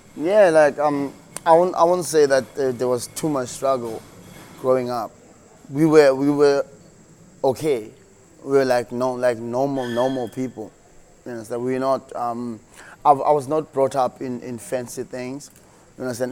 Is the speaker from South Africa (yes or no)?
yes; Mbekweni, Western Cape, South Africa; Born and bred in the Western Cape, um, in a small town called Mbekweni.